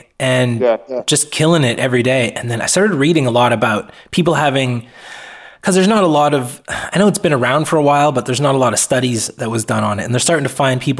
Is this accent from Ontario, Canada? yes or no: no; Halifax, Nova Scotia, Canada; moved away as an adult; also born or lived in Alberta; now in British Columbia, Canada; I'm from Halifax, Nova Scotia